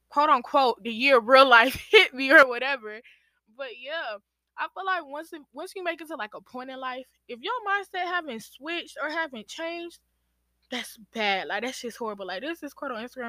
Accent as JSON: {"language": "English", "region": "Georgia", "country": "United States", "tie": "born or raised there", "said": "my parents are from Guinea and Sierra Leone, but I was born in Georgia. So that's where like that aspect of being American come"}